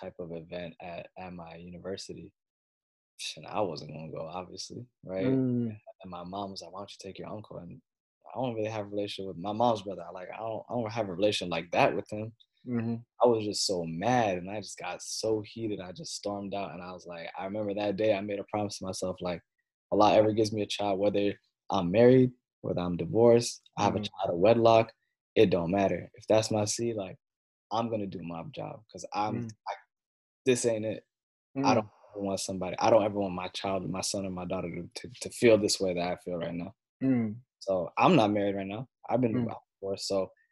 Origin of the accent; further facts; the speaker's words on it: Takoma Park, Maryland, United States; also born or lived in Silver Spring, Maryland / Egypt; I was born in Tacoma Park, Maryland